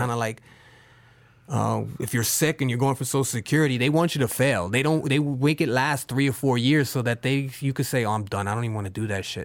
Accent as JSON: {"language": "English", "region": "New York", "country": "United States", "said": "I'm from New York"}